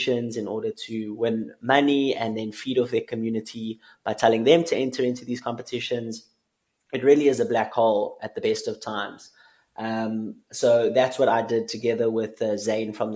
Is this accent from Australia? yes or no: no; South Africa; as a South African